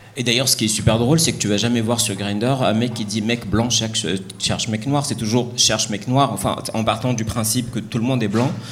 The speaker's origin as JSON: {"language": "French", "country": "Morocco", "tie": "born or raised there", "moved": "yes", "said": "je viens du Maroc, j'ai grandi au Maroc"}